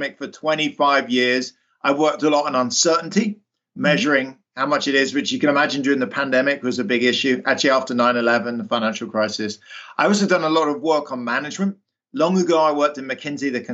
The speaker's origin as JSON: {"language": "English", "region": "London", "country": "United Kingdom", "tie": "born or raised there", "moved": "yes", "said": "I grew up, you can probably tell from my accent, in the UK, in London"}